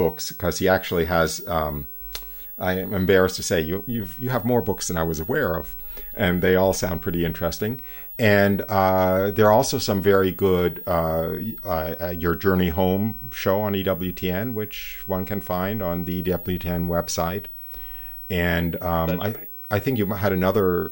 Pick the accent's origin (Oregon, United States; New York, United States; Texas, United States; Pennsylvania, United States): New York, United States; a New York Jew